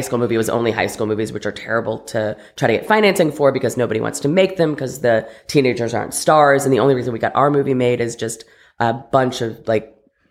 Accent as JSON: {"language": "English", "region": "Ohio", "country": "United States", "tie": "born or raised there", "also_born_or_lived": "Connecticut, United States", "said": "In Ohio and Connecticut. So very suburban."}